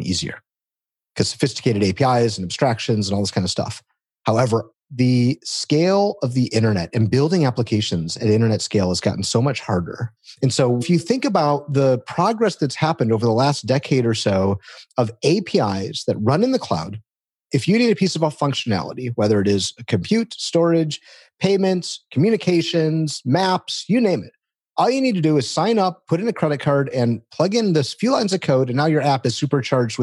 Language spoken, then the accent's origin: English; Detroit, Michigan, United States; I come from Detroit, the automotive capital of the world. And so I grew up around cars